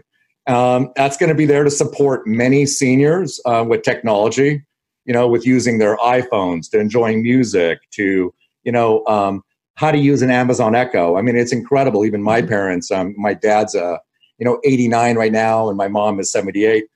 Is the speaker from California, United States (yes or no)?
yes; Los Angeles, California, United States; also born or lived in Canada; I was born in Canada. I left at 6 months old with my family, and I moved to Los Angeles.